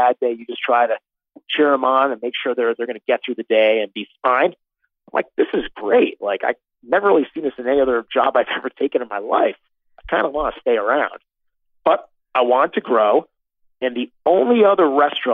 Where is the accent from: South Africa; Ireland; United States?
United States; Connecticut; now in New York, United States; I was a little budding food geek growing up in Connecticut, very close to New York City